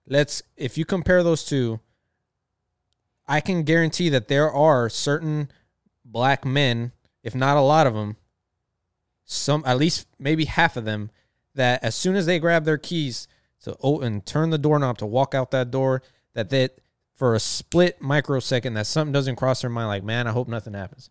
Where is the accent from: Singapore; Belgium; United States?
United States; Texas; I am from Texas, from the South